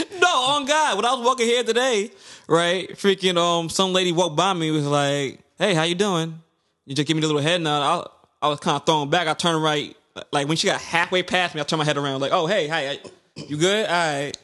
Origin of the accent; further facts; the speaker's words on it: New York City, New York, United States; we grew up in Brooklyn